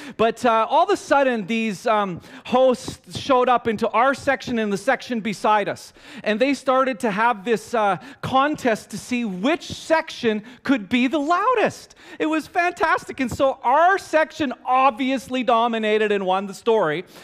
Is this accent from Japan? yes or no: no; Canada; me and my friends, we're from Canada